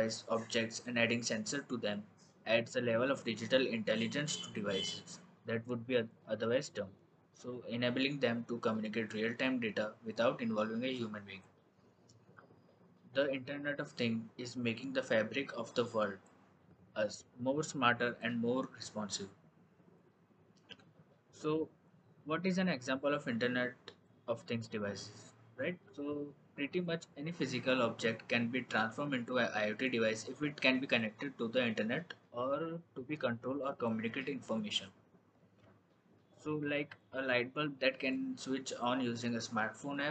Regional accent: Ahmedabad, Gujarat, India; I am from Ahmedabad

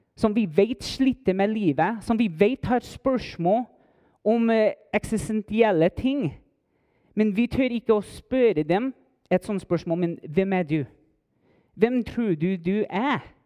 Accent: Las Cruces, New Mexico, United States; Norwegian is a second language; moved away as an adult; now in Heimdal, Norway; Jeg kommer opprinnelig fra Las Cruces, New Mexico.

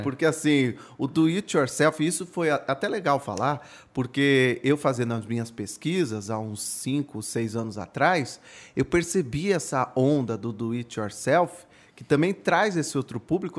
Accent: Itu, São Paulo, Brazil; Eu, eu nasci em São Paulo, mas fui morar em Itu por conta do trabalho do meu pai. E, e eu comecei numa rádio comunitária lá aos 12 anos

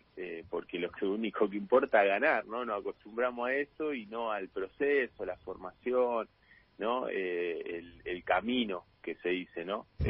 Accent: La Plata, Buenos Aires Province, Argentina; yo soy de La Plata y arranqué casi nueve años tenía cuando arranqué acá

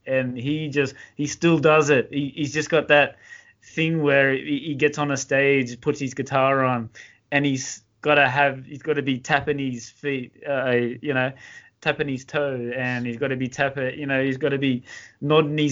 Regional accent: Australia; I'm from Australia.

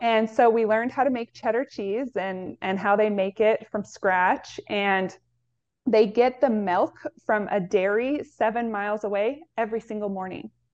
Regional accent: Pacific Northwest, United States; I grew up in the Pacific Northwest

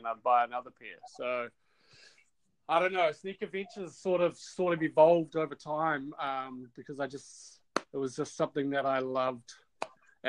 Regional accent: Manawatū-Whanganui, New Zealand; I grew up in the Manawatu

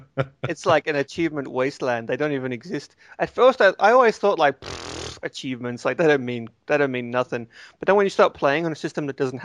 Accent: the South, United States; So, I'm from the South, and I think I'm sort of channeling...

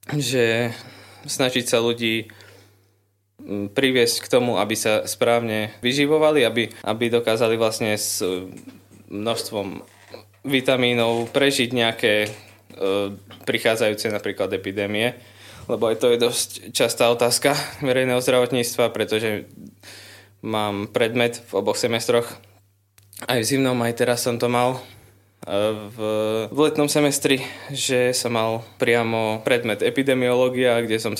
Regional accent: Lubochňa, Žilina Region, Slovakia; som z Lubochne, mám 20 rokov a študujem na katedre verejného zdravotníctva na Katolíckej univerzite v Ružomberku.

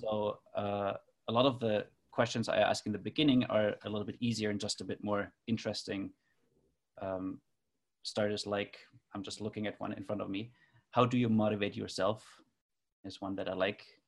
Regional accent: Germany; moved away as an adult; now in Toronto, Canada; I grew up in Germany but have been living in Toronto, Canada for the last 10 years

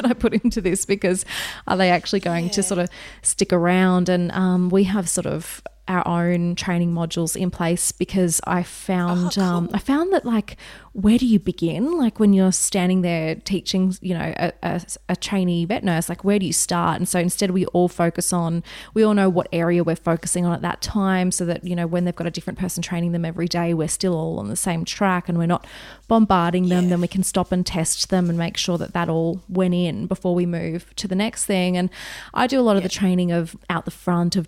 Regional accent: Wagga Wagga, New South Wales, Australia; moved away; I grew up in Wagga Wagga

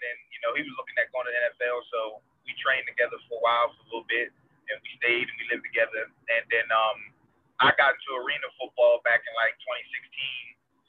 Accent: Camden, New Jersey, United States; also born or lived in Pennsauken, New Jersey; I'm originally from New Jersey, born and raised, and Camden, New Jersey

